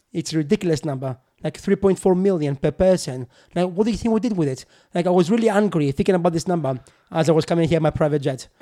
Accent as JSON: {"language": "English", "town": "Kalamata", "region": "Peloponnese", "country": "Greece", "tie": "born or raised there", "also_born_or_lived": "Newcastle upon Tyne, United Kingdom", "second_language": "English", "moved": "as an adult", "lives_now": "United Kingdom"}